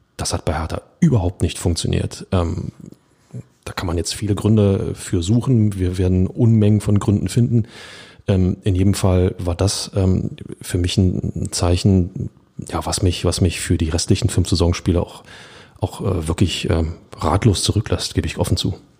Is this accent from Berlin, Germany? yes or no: yes; Berlin, Germany; als Berliner